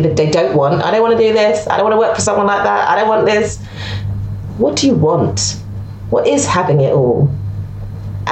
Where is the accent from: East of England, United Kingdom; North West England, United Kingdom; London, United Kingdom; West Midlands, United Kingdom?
London, United Kingdom; I'm a Londoner, I love London